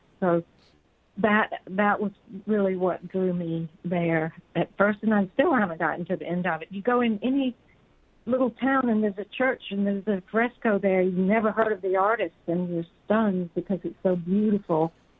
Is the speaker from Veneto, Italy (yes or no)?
no; Cortona, Tuscany, Italy; I felt rather unfaithful to my hometown of Cortona